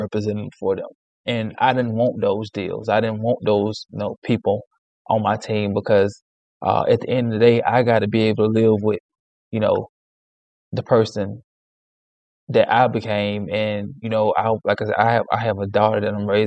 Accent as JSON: {"language": "English", "region": "Alabama", "country": "United States", "tie": "born or raised there", "said": "I was born and raised in Alabama"}